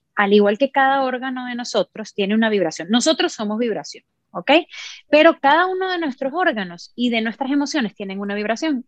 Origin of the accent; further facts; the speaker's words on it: Venezuela; moved away as an adult; also born or lived in Miami, United States; now in Orlando, United States; soy de Venezuela, crecí en Venezuela